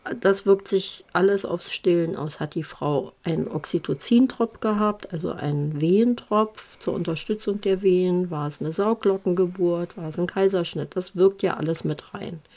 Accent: Germany; bei uns in Deutschland

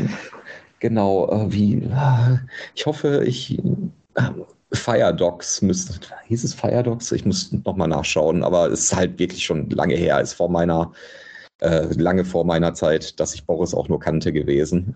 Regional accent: Bochum, North Rhine-Westphalia, Germany; Ich komme ja aus Bochum

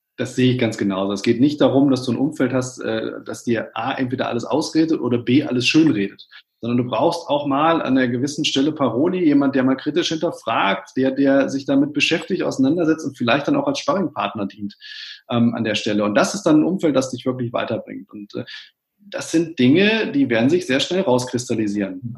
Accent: Witten, North Rhine-Westphalia, Germany; ich bin Kind des Ruhrgebiets, ich bin in Witten geboren, das liegt genau zwischen Bochum und Dortmund

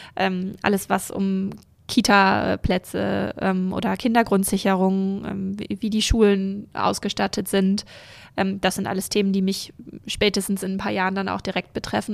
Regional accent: North Frisia, Schleswig-Holstein, Germany; born or raised there; also born or lived in Rendsburg / Berlin; now in Kiel, Germany

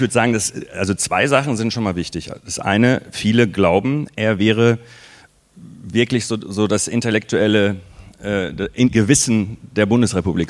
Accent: Waltrop, North Rhine-Westphalia, Germany; in den 80er Jahren ähm, bin ich äh, äh, in Waldrop groß geworden

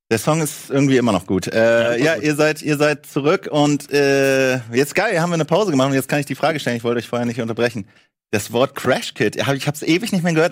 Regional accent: Hamburg, Germany; bei uns in Hamburg

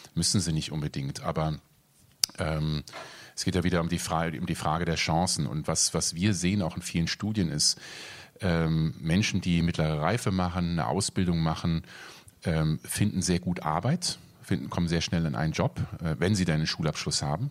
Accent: Germany; also born or lived in North Rhine-Westphalia / Rhineland-Palatinate; now in Berlin, Germany; ich bin in Nordrhein-Westfalen aufgewachsen ähm, oder in Rheinland-Pfalz

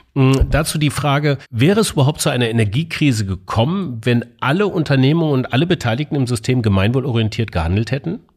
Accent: Munich, Bavaria, Germany; moved away; im schönen München in meiner alten Heimat

